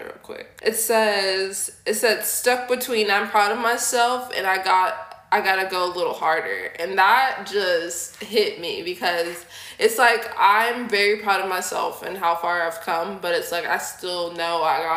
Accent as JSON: {"language": "English", "region": "Tennessee", "country": "United States", "also_born_or_lived": "Minneapolis", "moved": "as an adult", "lives_now": "Houston, United States", "said": "I'm not originally from Houston. I'm from Tennessee, but I lived here since I was like 18"}